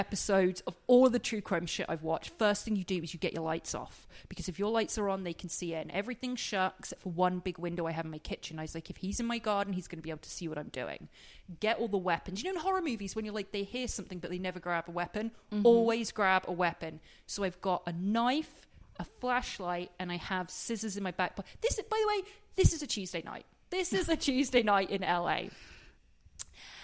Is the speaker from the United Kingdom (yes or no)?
yes; England, United Kingdom; I'm English